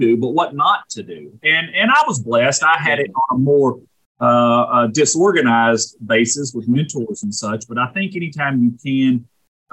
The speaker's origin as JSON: {"language": "English", "town": "Jonesboro", "region": "Arkansas", "country": "United States", "tie": "born or raised there", "also_born_or_lived": "St. Louis, Missouri", "said": "Jonesboro being my hometown"}